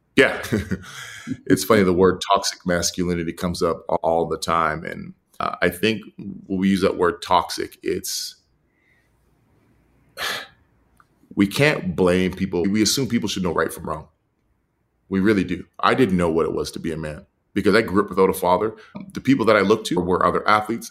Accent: Edmonton, Alberta, Canada; I was raised in Edmonton

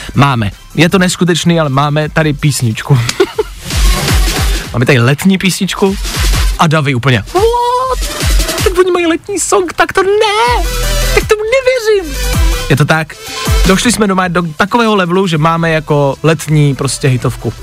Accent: Czechia

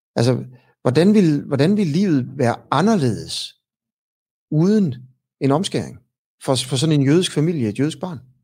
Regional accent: Denmark; som dansker. Ikke? Jeg er også øh, et produkt af, af at, at, at jeg blev født her af danske forældre

